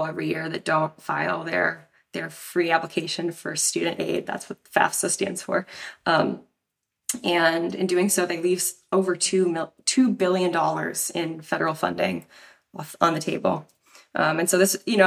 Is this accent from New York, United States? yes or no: no; Tucson, Arizona, United States; So I'm originally from Tucson, Arizona.